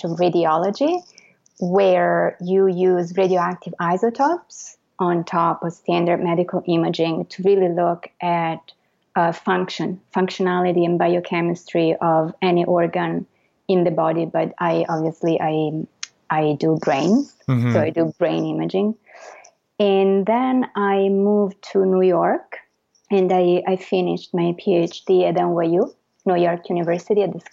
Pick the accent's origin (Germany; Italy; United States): Italy; Florence, Tuscany; moved away as an adult; I'm Italian. First of all, full disclosure, I was born and raised in Florence in Italy, and I went to school in Italy